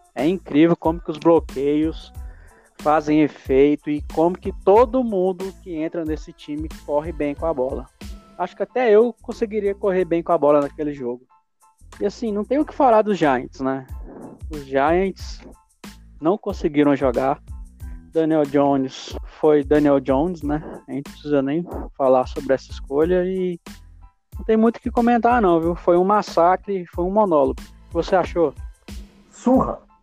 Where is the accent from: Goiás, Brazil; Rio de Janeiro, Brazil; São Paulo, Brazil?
Goiás, Brazil; Anápolis; sou de Anápolis, Goiás